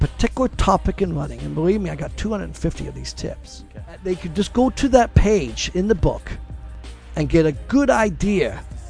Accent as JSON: {"language": "English", "town": "Brooklyn", "region": "New York", "country": "United States", "tie": "born there", "also_born_or_lived": "Solana Beach", "said": "Well, yes, because I was born in Brooklyn. My parents immigrated here from Scotland, Glasgow, Scotland"}